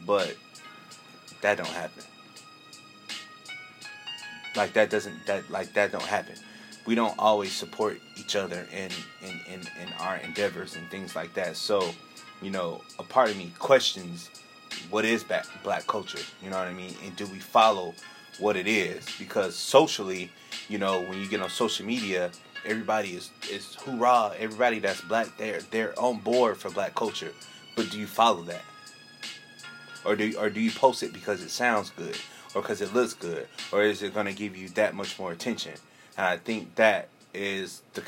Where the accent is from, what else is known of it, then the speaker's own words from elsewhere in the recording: San Bernardino, California, United States; I was born here. You know what I mean? I was born in San Bernardino, California